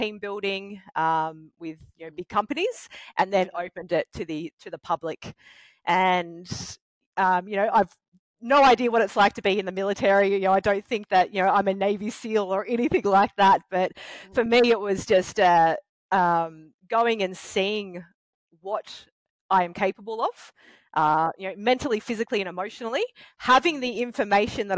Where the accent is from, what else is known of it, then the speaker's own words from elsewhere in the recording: Batemans Bay, New South Wales, Australia; also born or lived in Victoria; moving back to my hometown in Batemans Bay